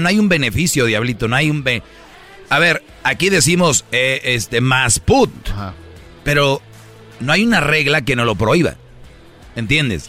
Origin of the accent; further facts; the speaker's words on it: Monterrey, Nuevo León, Mexico; Yo soy de Monterrey